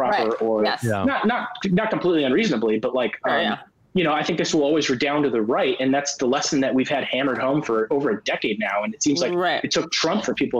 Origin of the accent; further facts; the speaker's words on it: California, United States; I grew up in California